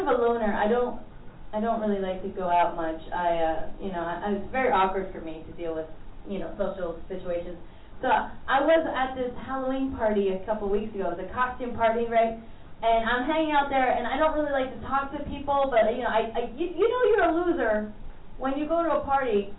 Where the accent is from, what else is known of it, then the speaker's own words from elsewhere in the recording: Mexico; moved away; I was raised in Mexico, and so I call myself Mexican